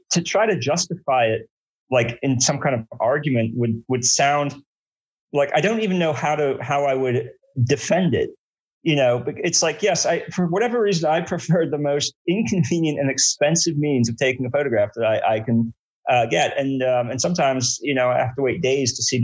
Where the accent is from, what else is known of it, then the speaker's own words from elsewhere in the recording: outside New York City, United States; moved away as an adult; also born or lived in Brooklyn, New York; now in Richmond, United States; I grew up outside New York City